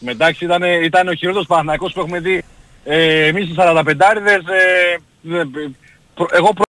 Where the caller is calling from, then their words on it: Brisbane, Queensland, Australia; είμαι από το Brisbane.